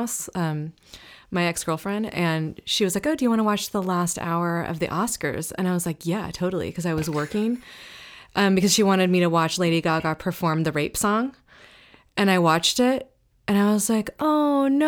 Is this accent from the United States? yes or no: yes; Humboldt, Northern California, United States; now in Los Angeles, United States; I'm actually from Northern California originally